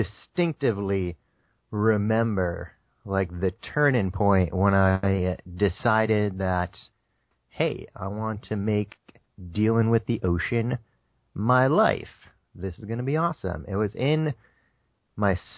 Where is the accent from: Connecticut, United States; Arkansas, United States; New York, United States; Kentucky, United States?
Connecticut, United States; also born or lived in Florida Keys; now in Hawaii, United States; I'm originally from Connecticut. You know, I've been out here on Hawaii for the last 4 years. Before I moved here, I was in the Florida Keys, but everything basically started in Connecticut